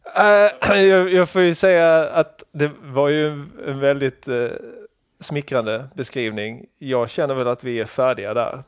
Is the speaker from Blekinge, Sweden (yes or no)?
yes; Krokås, Blekinge, Sweden; also born or lived in Karlskrona; Så jag är från Sölvesborgs kommun